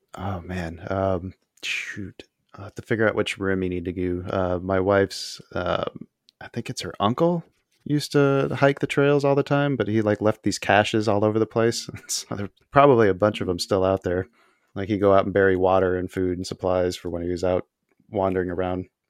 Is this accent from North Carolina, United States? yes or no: no; Tucson, Arizona, United States; also born or lived in Houston, Texas / Phoenix, Arizona / Casa Grande, Arizona; now in Illinois, United States; I grew up in Tucson. I was born in Houston